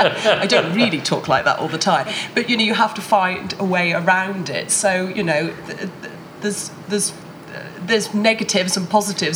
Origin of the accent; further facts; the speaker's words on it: Cornwall, South West England, United Kingdom; I mean, I'm Cornish